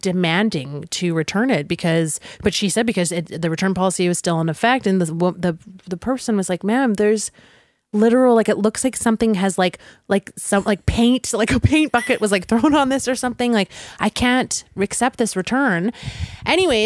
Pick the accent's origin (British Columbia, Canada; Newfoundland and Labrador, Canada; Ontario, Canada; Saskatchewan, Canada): British Columbia, Canada; North Vancouver; I grew up in North Vancouver